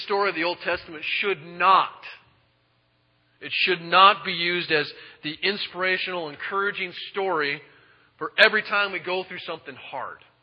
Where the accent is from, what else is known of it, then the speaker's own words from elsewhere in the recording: United States; I'm an American